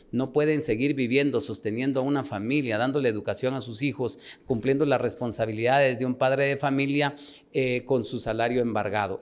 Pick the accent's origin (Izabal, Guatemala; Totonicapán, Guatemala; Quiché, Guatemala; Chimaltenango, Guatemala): Quiché, Guatemala; Nebaj; now in Guatemala City, Guatemala; yo nací en Nevaj, un municipio del Quiché